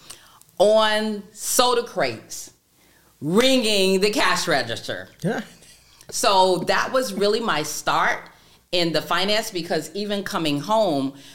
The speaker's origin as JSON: {"language": "English", "town": "Daytona Beach", "region": "Florida", "country": "United States", "tie": "born or raised there", "said": "I am born and raised in Daytona Beach, Florida."}